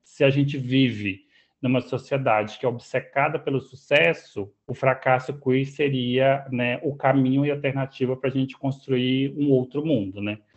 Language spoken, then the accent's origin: Portuguese; Catalão, Goiás, Brazil; moved away as an adult; now in Rio de Janeiro, Brazil; eu passei minha vida toda até os 26 anos em Catalão